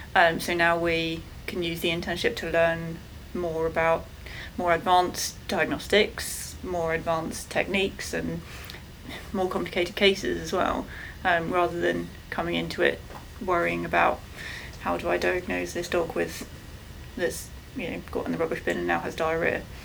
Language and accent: English; England, United Kingdom; I'm from England.